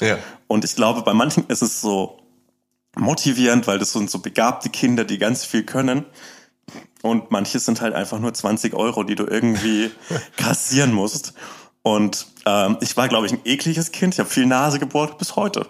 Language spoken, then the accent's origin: German; Upper Franconia, Bavaria, Germany; also born or lived in Erlangen; ich komme ich komm aus Oberfranken, aus dem ländlichen okay. Raum